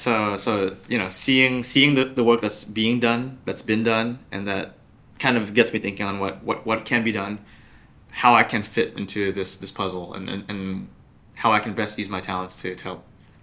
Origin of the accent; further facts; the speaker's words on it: San Jose, California, United States; Personally, I grew up in San Jose, where there's a lot of Vietnamese Viet Kieus.